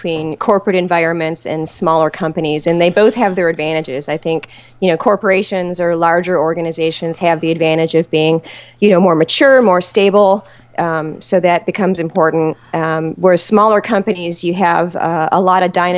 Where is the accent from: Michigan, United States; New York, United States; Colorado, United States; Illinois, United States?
Michigan, United States; Detroit; I grew up outside of Detroit.